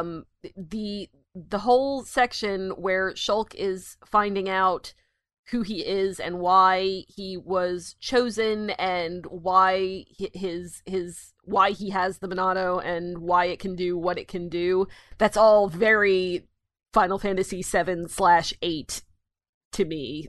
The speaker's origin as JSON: {"language": "English", "country": "United States", "said": "the American here"}